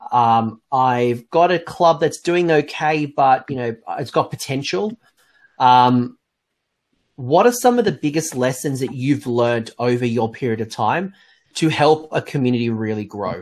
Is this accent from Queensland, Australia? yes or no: no; Glen Innes, New South Wales, Australia; I grew up in Glen Innes, which is a very, very, very small town in New South Wales